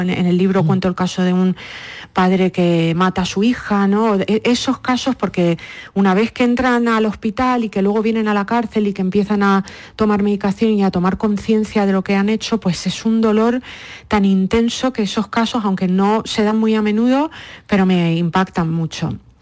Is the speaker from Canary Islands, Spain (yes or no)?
yes; Lanzarote, Canary Islands, Spain; moved away as an adult; also born or lived in Madrid / New York; now in United States; Yo pues nací, mm, eh, me crié en Lanzarote